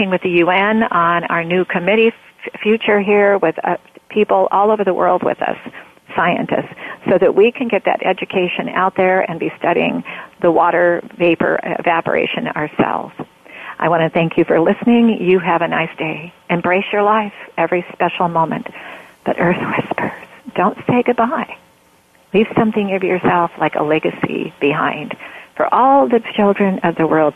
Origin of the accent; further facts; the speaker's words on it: Oregon, United States; I come from Oregon, and I'm a born Oregonian